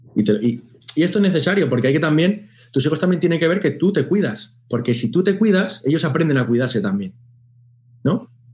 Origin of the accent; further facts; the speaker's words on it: Spain; nosotros en España